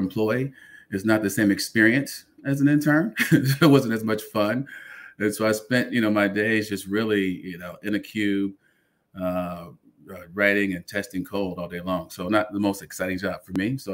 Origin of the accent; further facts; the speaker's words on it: Chicago, Illinois, United States; moved away as an adult; now in Los Angeles, United States; I was born and raised in Chicago, Illinois, on the west side